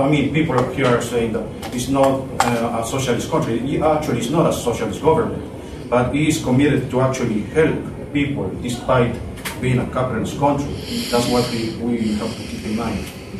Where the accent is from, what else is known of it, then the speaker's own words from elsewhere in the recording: Ecuador; I am from Ecuador